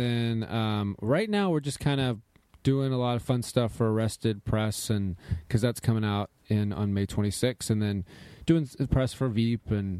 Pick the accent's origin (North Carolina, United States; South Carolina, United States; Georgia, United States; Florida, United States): Florida, United States; Tallahassee; I grew up in Tallahassee, Florida.